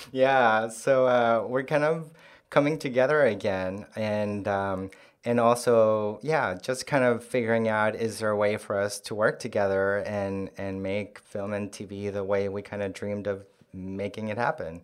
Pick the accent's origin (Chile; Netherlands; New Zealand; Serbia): Chile; Santiago, Santiago Metropolitan Region; first language Korean; English is a second language; moved away as an adult; now in New York, United States; I was born in Santiago, uh, and then I lived there um, till I finished high school and moved to New York um, to go to college um, in 2000.